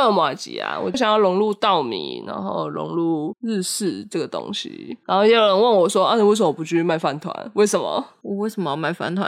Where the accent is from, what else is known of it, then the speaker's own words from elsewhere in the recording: Taiwan; 我几乎是在台湾长大嘛